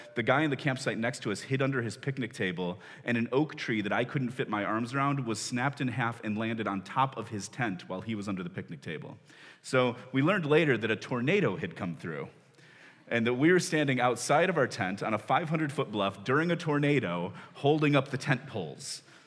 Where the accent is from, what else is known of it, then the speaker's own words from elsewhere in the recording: Chicago, Illinois, United States; I grew up in the Chicago area